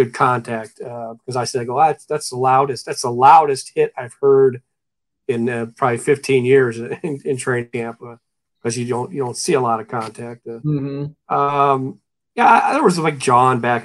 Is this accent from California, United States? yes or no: no; Northeast Ohio, United States; a small college in Northeast Ohio, my hometown